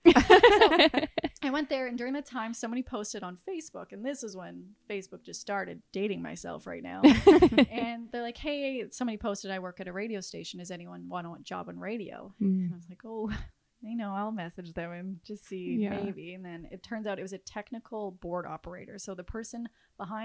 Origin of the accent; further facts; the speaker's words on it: Regina, Saskatchewan, Canada; now in Toronto, Canada; I was born and raised in Regina, Saskatchewan